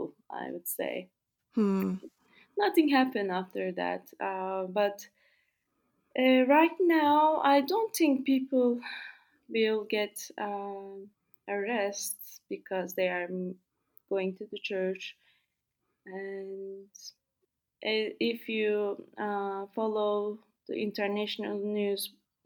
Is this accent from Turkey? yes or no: yes; Turkey